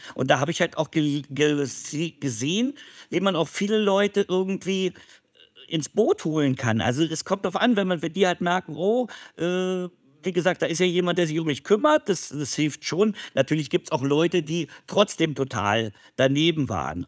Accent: Berlin, Germany; Als ich aufgewachsen bin in West-Berlin

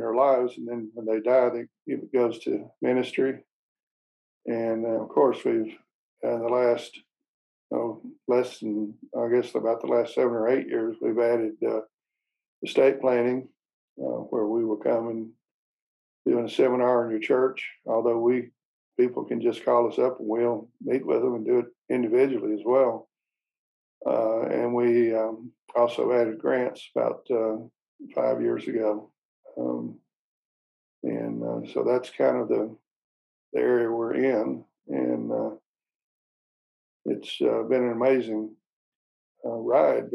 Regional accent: Arkansas, United States; I was born in Arkansas, grew up, was a pastor's son

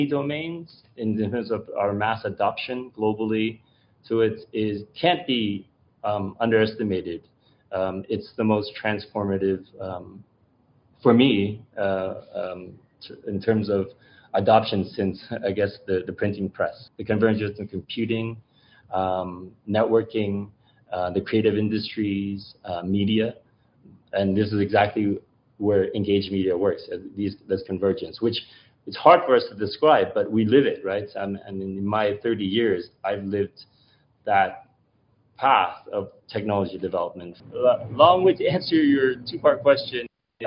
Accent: Canada; as a child growing up in Canada

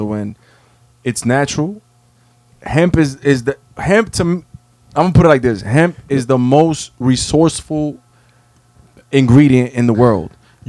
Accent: Jamaica; I'm Jamaican. I got mad jobs.

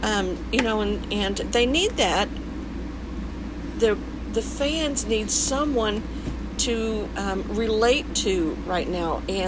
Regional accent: the South, United States; I'm from the South

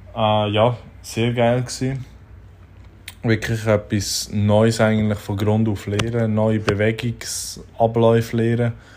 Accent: Switzerland; als Schweizer Schreiner

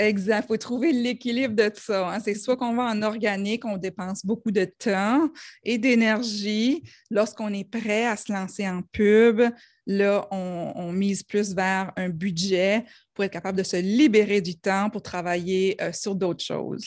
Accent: New Brunswick, Canada; accent: New Brunswick; mon accent du Nouveau-Brunswick

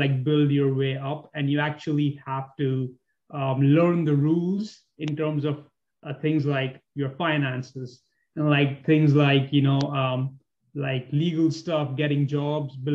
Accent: Mumbai, Maharashtra, India; moved away; also born or lived in New York; I'm from a city that's very much like New York. I'm from Bombay.

